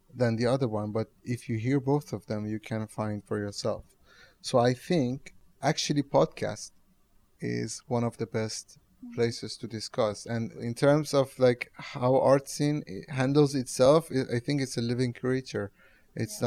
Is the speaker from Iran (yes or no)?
yes; Tehran, Tehran Province, Iran; now in Rotterdam, Netherlands; I'm from Tehran.